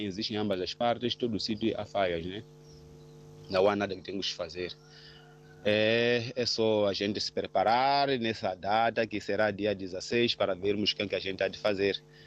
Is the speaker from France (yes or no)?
no; Manjacaze, Gaza Province, Mozambique; now in Maputo, Mozambique; os meus familiares na minha terra natal, é Manjagás, na província de Gaza